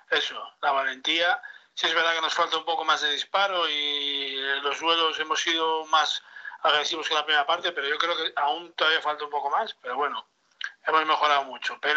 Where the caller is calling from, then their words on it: Asturias, Spain; Buenas, eh … de Asturias otra vez.